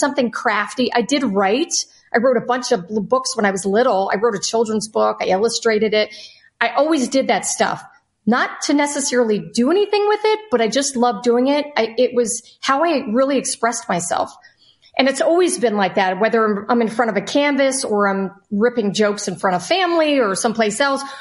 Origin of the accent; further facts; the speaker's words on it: Ohio, United States; moved away; also born or lived in Florida; I grew up in Ohio.